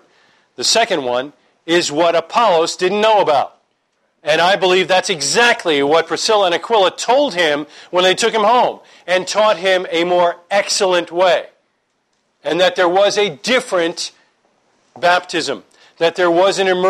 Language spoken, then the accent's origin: English; New York, United States; I'm from New York.